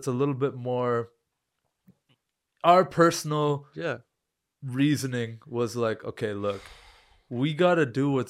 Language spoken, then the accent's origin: English; Canada; I Googled where can I travel right now as a Canadian?